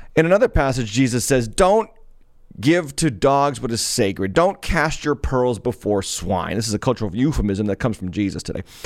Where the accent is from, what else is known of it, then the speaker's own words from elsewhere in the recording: Massachusetts, United States; out of my home state, in a town called Medford, or a city called Medford, Massachusetts